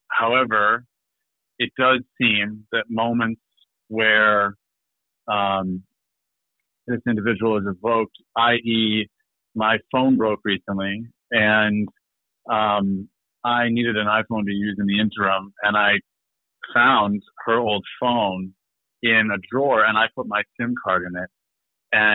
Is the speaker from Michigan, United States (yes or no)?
yes; Michigan, United States; moved away as an adult; now in Maine, United States; I'm from Michigan.